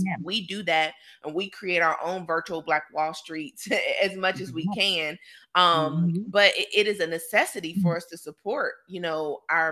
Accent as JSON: {"language": "English", "town": "Roanoke", "region": "Virginia", "country": "United States", "tie": "born or raised there", "said": "my hometown, Roanoke, Virginia"}